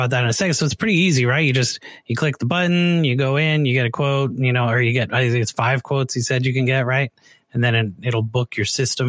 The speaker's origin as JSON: {"language": "English", "country": "Canada", "moved": "yes", "said": "I'm from Canada originally"}